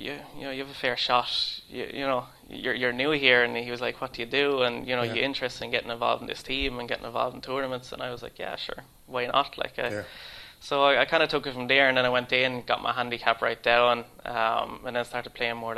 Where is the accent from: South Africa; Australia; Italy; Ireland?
Ireland; born or raised there; moved away as an adult; now in Sweden